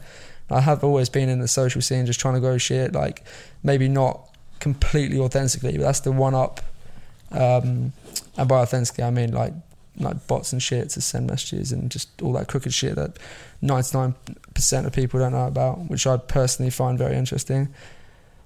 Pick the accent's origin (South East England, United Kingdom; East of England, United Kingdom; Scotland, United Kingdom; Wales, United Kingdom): East of England, United Kingdom; near Watford; moved away as an adult; now in London, United Kingdom; I grew up like near Watford, so like kind of in a country-ish area